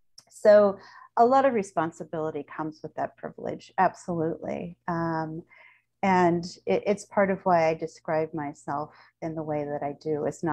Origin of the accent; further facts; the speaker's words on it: United States; Of course, though as a Jew and as an American, I was afforded a lot of privileges, mostly mobility.